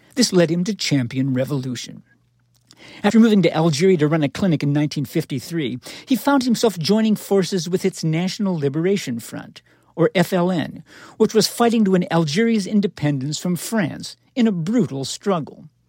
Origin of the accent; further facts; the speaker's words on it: Knoxville, Tennessee, United States; I'm from Knoxville, Tennessee